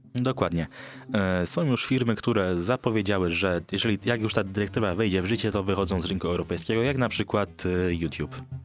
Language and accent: Polish; Poznań, Greater Poland, Poland; jestem z Poznania